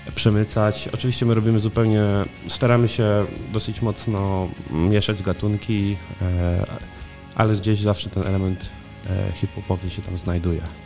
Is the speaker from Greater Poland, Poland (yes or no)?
yes; Koło, Greater Poland, Poland; moved away as an adult; Urodziłem się w kole. E, mieszkałem tutaj tak naprawdę przez prawie 20 lat.